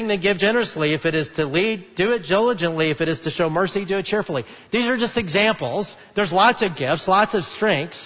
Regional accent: Alabama, United States; moved away; I grew up in Alabama

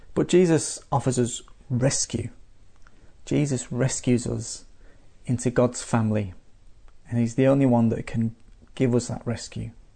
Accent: Manchester, North West England, United Kingdom; now in Adelaide, Australia; my hometown of Manchester

